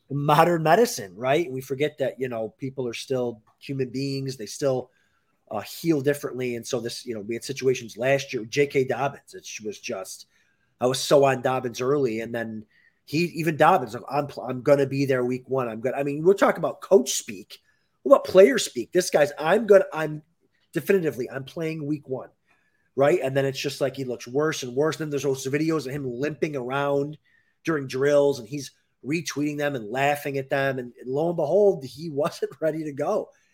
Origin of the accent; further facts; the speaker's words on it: Western New York, United States; We're from Western New York